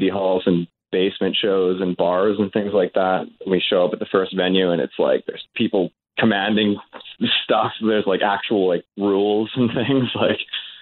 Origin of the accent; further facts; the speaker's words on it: Vancouver, British Columbia, Canada; we're from the West Coast